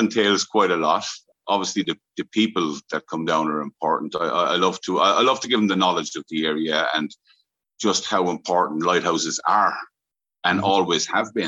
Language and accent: English; County Limerick, Munster, Ireland; moved away as an adult; also born or lived in New York, United States; I'm from the west of Ireland originally, a little county called Limerick. But I left there in 1986. Mm-hmm. I finished school. I was just about 18